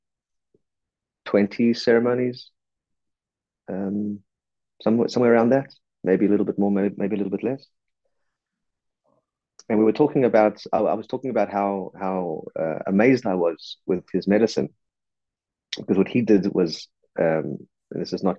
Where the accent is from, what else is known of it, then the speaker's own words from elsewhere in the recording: South Africa; I'm a South African